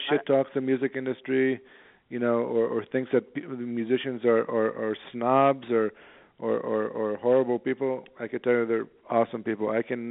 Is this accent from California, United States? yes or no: yes; San Diego, California, United States; now in New York, United States; You know, I moved to New York from San Diego. I didn't know what the hell I wanted to do.